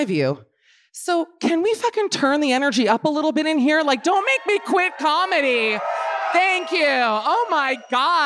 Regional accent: Miami, Florida, United States; I'm from Miami

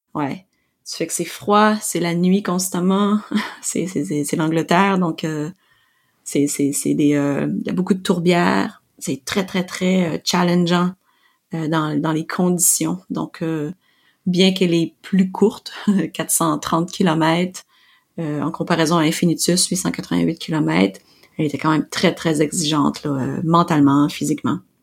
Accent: Quebec, Canada; je suis québécoise, purlaine, canadienne

